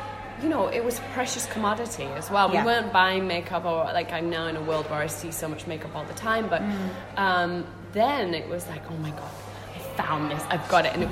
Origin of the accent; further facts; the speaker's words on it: Manchester, North West England, United Kingdom; now in United States; Grew up in Manchester, one of three girls, was the youngest.